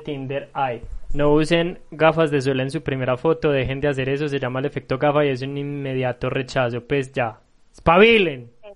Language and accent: Spanish; Medellín, Antioquia, Colombia; Yo soy de Medellín, amo mi ciudad